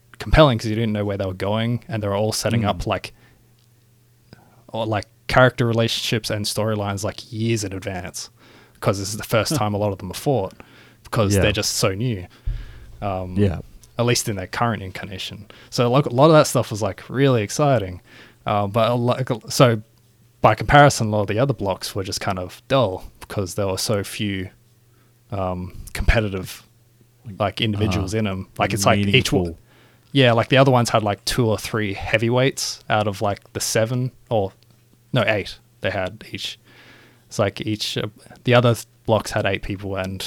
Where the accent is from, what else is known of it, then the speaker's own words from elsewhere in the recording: Australia; we're Australian